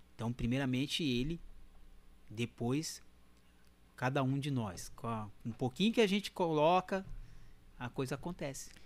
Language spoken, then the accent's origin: Portuguese; Mogi das Cruzes, São Paulo, Brazil; also born or lived in Cambé, Paraná, Brazil; eu sou, sou paranaense. Sou do Paraná. Sou de Cambé, no Paraná. Eu fui pra Mogi com 9 anos, em 83. E aí não sai mais